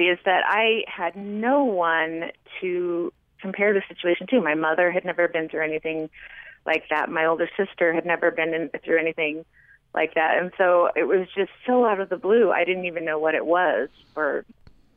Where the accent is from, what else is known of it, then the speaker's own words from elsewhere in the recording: California, United States; moved away as an adult; also born or lived in Bismarck, North Dakota; now in Heber City, United States; growing up in California